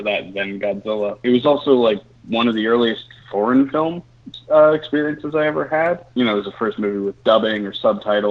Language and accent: English; Atlanta, Georgia, United States; growing up in Atlanta, we had a small theater called The Plaza